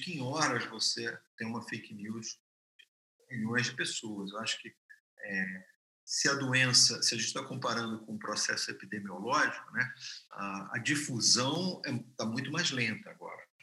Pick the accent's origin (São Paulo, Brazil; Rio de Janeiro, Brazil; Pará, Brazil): Rio de Janeiro, Brazil; eu sou carioca